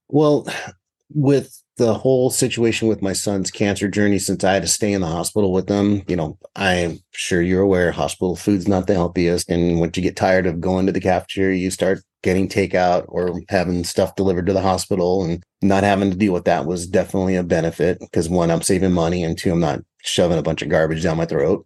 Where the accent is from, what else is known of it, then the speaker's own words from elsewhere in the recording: California, United States; the area I grew up in California was pretty rural